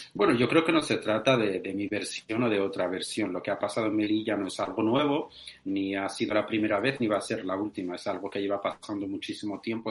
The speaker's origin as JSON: {"language": "Spanish", "country": "Western Sahara", "said": "soy saharaui de, origen español"}